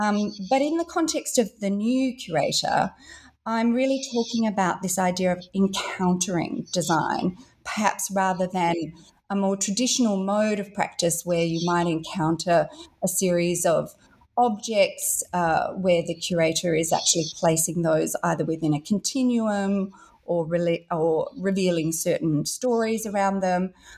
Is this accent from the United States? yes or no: no; Perth, Western Australia, Australia; I grew up in Western Australia here in Australia, so in Perth, one of the most remote cities in the world, but an extraordinary place.